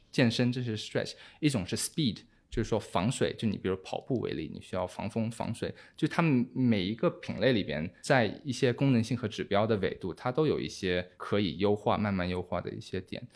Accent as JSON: {"language": "Chinese", "country": "Hong Kong", "tie": "born or raised there", "also_born_or_lived": "United Kingdom / Singapore / Beijing, China", "moved": "yes", "lives_now": "Shanghai, China", "said": "我以前是在香港长大的，就我在香港待了十年"}